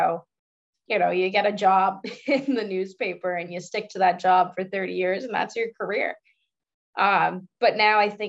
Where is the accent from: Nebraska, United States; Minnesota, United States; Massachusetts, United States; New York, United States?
Massachusetts, United States; Boston; Honesty and loyalty, I think, are two things that kind of come with just being a Bostonian.